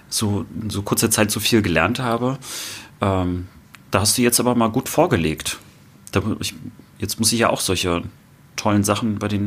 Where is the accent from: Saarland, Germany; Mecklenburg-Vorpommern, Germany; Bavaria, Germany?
Mecklenburg-Vorpommern, Germany; Rostock; Ich, ich konnte es kaum glauben. Ähm, also meine Heimatstadt Rostock